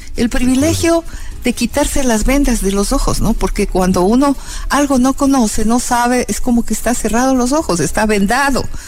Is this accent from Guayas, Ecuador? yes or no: no; El Quinche, Pichincha, Ecuador; also born or lived in Pifo / Pintag; nos fuimos a vivir en el quinche y en el quinche yo estuve de primero a quinto grado